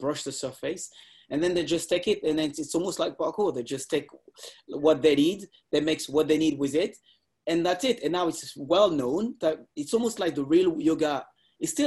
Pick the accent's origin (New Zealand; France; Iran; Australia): France; Lisses, Île-de-France; I grew up in Lis